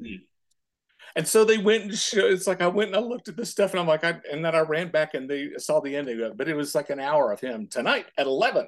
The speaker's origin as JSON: {"language": "English", "region": "Indiana", "country": "United States", "said": "I'm from Indiana"}